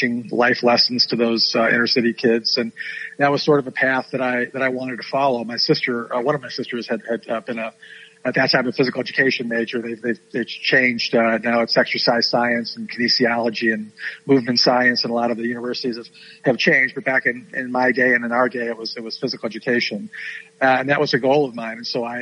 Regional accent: Chicago, Illinois, United States; I grew up in the Chicago area, you know, through the 60s and 70s

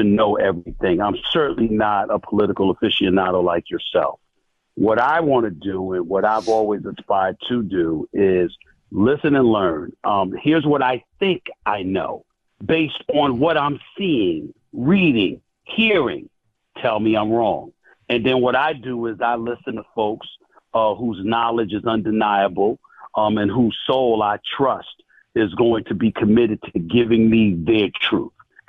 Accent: United States; as a black man growing up in the United States of America

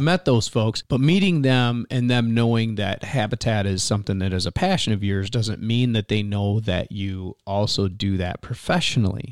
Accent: Michigan, United States; moved away; growing up in Michigan hunting and fishing.

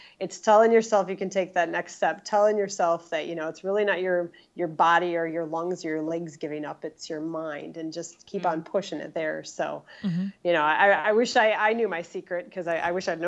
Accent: Wausau, Wisconsin, United States; I'm from Central Wisconsin, right smack dab in the middle, right around Wausau

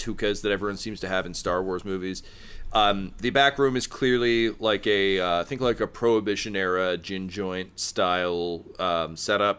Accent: Mississauga, Ontario, Canada; when I was a kid growing up in Mississauga

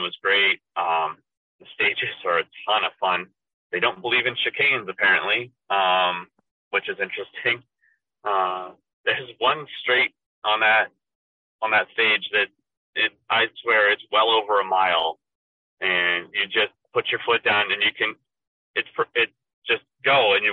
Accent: Maine, United States; I'm from Maine.

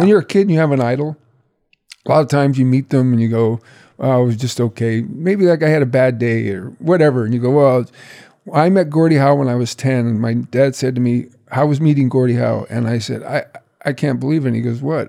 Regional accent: Brantford, Ontario, Canada; my hometown of Brantford

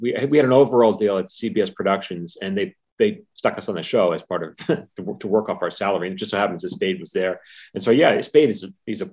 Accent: New York, United States; I'm from New York

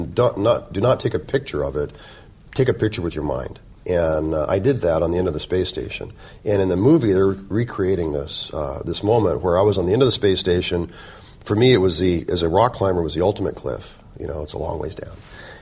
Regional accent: Colorado, United States; also born or lived in Oklahoma; I was born in Oklahoma, but I moved away early on. My heritage and my Chickasaw heritage comes from my mother's side of the family. My great-grandmother's full-blood Chickasaw. I've always been very proud of my heritage, but I grew up outside of the tribe. I lived in Colorado.

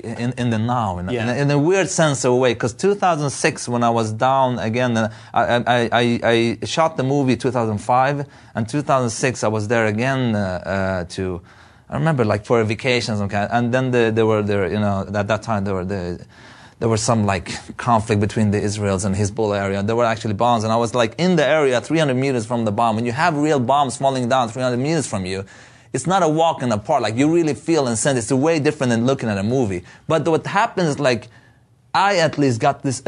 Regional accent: Beirut, Beirut Governorate, Lebanon; moved away; I was born in Beirut

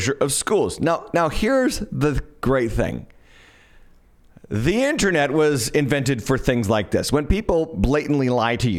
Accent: Massachusetts, United States; now in Smithfield, United States; I'm from Massachusetts, and my church, several of our locations are in Massachusetts, and I lived in Massachusetts most of my life

